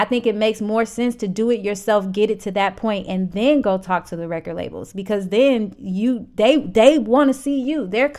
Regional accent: St. Louis, Missouri, United States; And St. Louis really supports their local artists. And that's another thing I appreciate about my hometown. Like, I made it at home before I made it anywhere else.

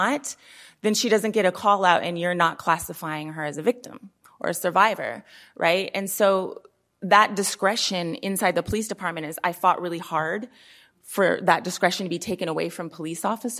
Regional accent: Oakland, California, United States; I mean, I'm from Oakland, and the law enforcement budget is like more than half of the city's budget, right?

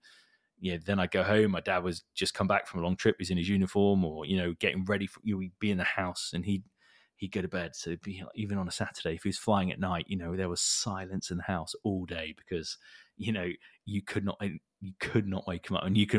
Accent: Hong Kong; And I was born in Hong Kong. So that's where I grew up. So lived in like an expat lifestyle.

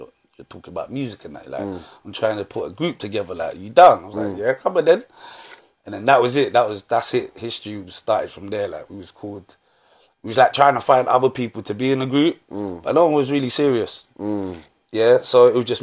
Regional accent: London, United Kingdom; also born or lived in Wimbledon / Southfields / Balham / Brixton; I grew up in Southwest London

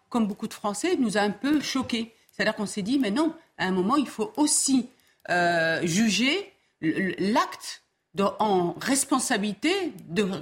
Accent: France; en tant que Française

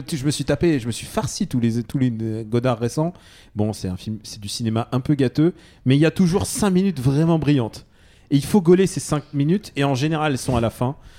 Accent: France; je suis né en France, mais, mais je suis, mais je suis russe de cœur.

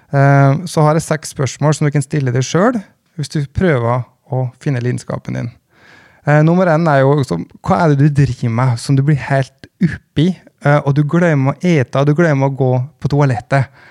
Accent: Gudbrandsdalen, Innlandet, Norway; jeg kom fra Gudbrandsdalen

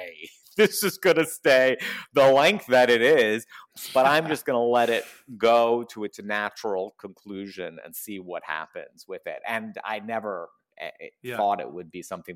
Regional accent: New York City, New York, United States; I grew up in Queens. So Queens is a borough of a part of New York City.

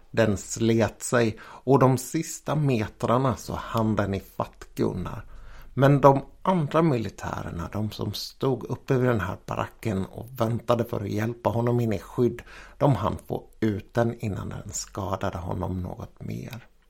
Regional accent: Jönköping, Jönköping County, Sweden; här i mina hemtrakter kring Jönköping

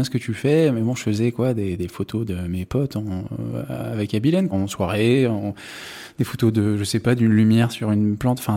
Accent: Paris, Île-de-France, France; moved away as an adult; ouais j'ai grandi à Paris je me suis, je suis parti à 18 ans parce que euh, bon, j'en avais marre.

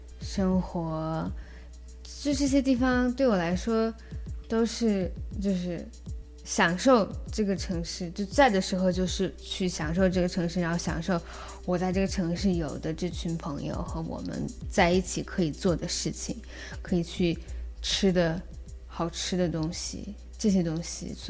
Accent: Yellow River area, China; 然后包括黄鹤兰，它就是字面上的，就是关于我在黄河边长大的。

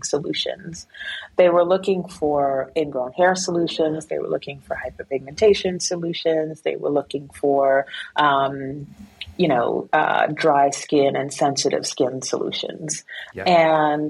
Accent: New York City, New York, United States; also born or lived in Guyana; I went to Guyana when I was just 2 months old, came back when I was 7 years old, and I lived within this, an immigrant community in Flatbush, Brooklyn

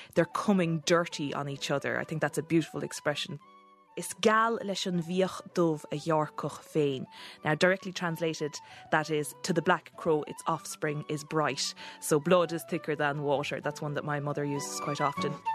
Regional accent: Kerry, Munster, Ireland; my hometown down in Kerry

